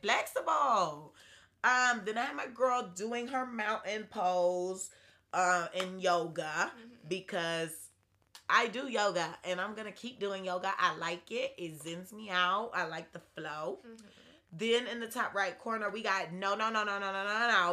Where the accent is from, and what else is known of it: Atlanta, Georgia, United States